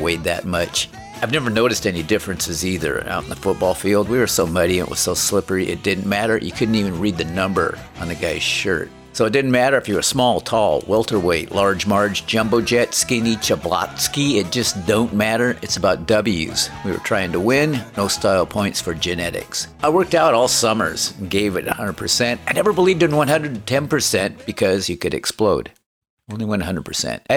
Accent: Aberdeen, Washington, United States; growing up in Aberdeen

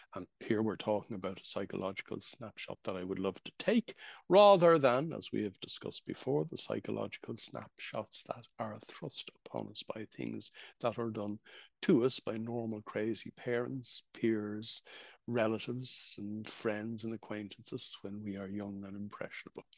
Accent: Ireland; I was growing up in Ireland in the 1960s

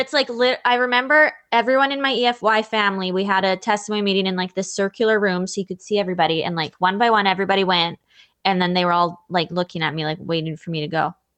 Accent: outside of Vancouver, British Columbia, Canada; I grew up here outside of Vancouver

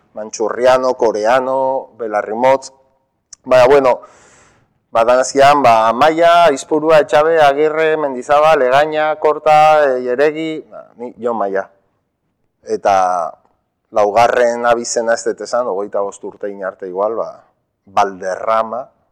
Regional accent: Zumarraga, Basque Country, Spain; first language Spanish; Basque is a second language; ikastolan ere gazteleraz egiten genuen, ze urretxu eta sumarragan ba, emigrazio handia egon

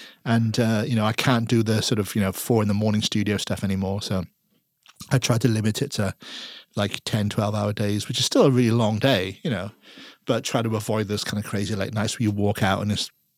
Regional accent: Wales, United Kingdom; I'm Welsh, you know, they're fly halves to me.

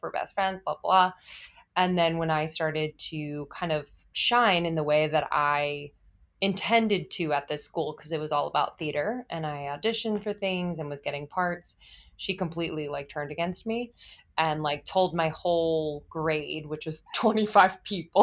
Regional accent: East Coast, United States; also born or lived in Los Angeles / New York; now in Brooklyn, United States; I grew up on the East Coast, s, and I have lived in New York before

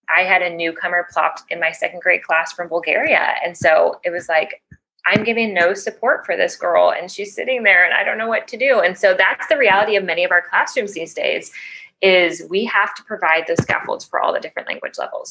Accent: Chicago, Illinois, United States; moved away as an adult; now in Panama City, Panama; I am originally from Chicago

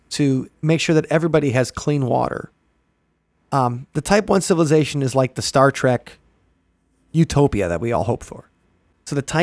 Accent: Midwest, United States; you grew up in the Midwest

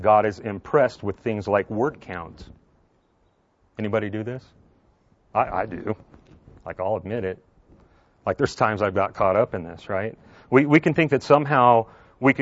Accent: Southern California, United States; moved away; I grew up in Southern California

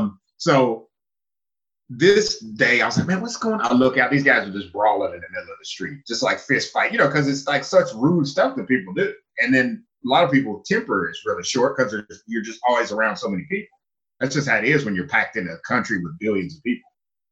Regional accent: China; now in Japan; So when I came from China to Japan, I noticed that I was being pushy

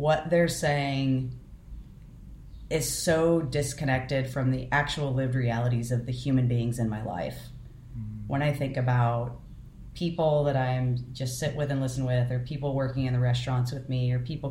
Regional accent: United States; I have been growing up white and middle class in the United States

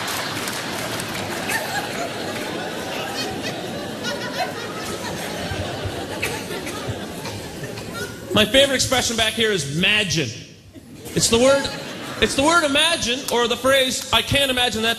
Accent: Pictou, Nova Scotia, Canada; now in Toronto, Canada; growing up here

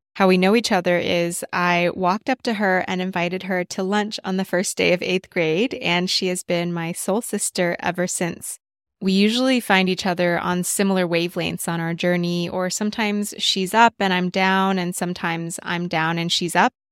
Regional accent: Texas, United States; also born or lived in New York; now in Los Angeles, United States; growing up in Texas and going to school in the South.

